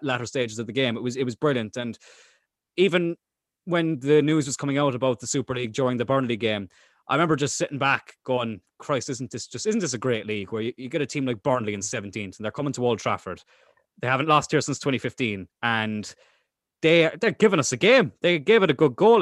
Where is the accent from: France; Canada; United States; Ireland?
Ireland; Cork, Munster; we're from Cork.